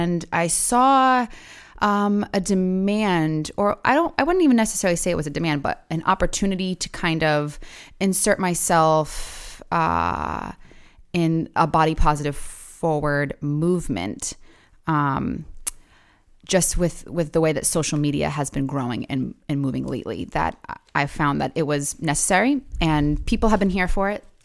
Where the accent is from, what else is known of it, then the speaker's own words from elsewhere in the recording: Providence, Rhode Island, United States; also born or lived in South County, Rhode Island; I grew up in Providence, uh, of Charles Street